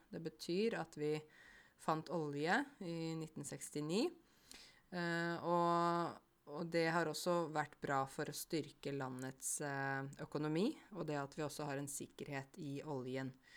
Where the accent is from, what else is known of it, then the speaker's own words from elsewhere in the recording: Modum, Buskerud, Norway; jobbet jeg på et museum der jeg kommer fra, som heter Blåfarveverket